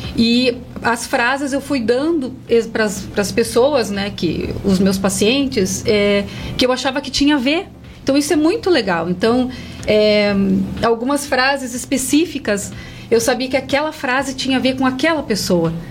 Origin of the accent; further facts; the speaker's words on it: Curitiba, Paraná, Brazil; now in Castro, Brazil; eu também não sou daqui, de Castro, né? Sou de Curitiba. Quando eu vim para cá, eu abri o meu espaço